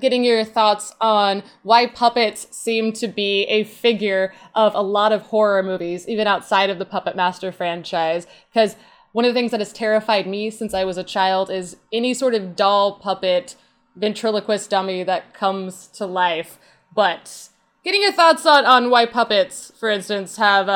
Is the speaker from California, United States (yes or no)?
no; South Central Texas, United States; we're all from South Central Texas